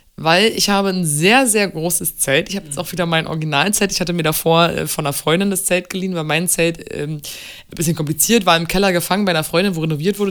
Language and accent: German; Berlin, Germany; also born or lived in Munich; Berlin ist meine Heimat, mein Zuhause, mein, mein Ort.